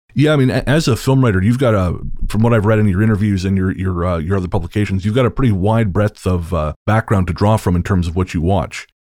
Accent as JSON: {"language": "English", "country": "Canada", "said": "I'm a, I'm a, also a Canadian author"}